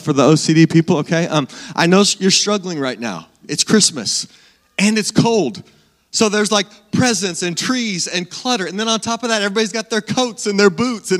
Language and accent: English; Salina, Kansas, United States; I grew up in Salina, born and raised right here in Salina.